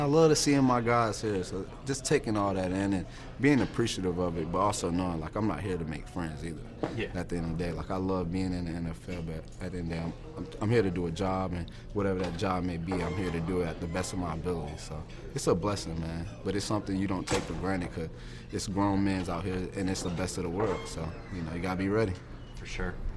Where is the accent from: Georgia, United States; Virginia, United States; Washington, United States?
Virginia, United States; I'm from Virginia